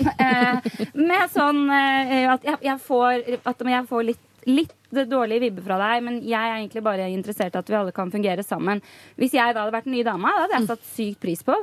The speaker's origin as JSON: {"language": "Norwegian", "town": "Rælingen", "region": "Akershus", "country": "Norway", "moved": "yes", "said": "familien hjemme i Rælingen"}